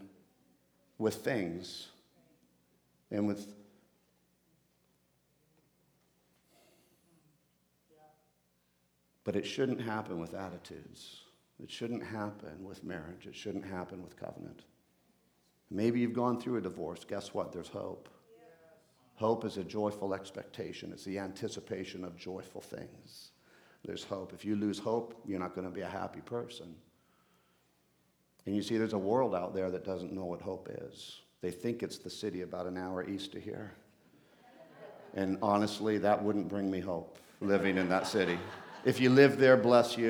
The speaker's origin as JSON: {"language": "English", "region": "Bogotá", "country": "Colombia", "tie": "born or raised there", "moved": "yes", "said": "I'm off to Colombia, to Bogota, where I was actually born"}